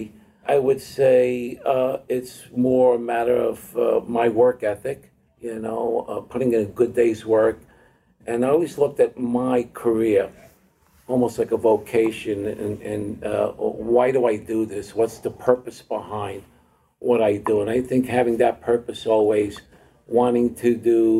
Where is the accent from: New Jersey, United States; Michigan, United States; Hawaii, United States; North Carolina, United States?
New Jersey, United States; Hoboken; we grew up in Hoboken, New Jersey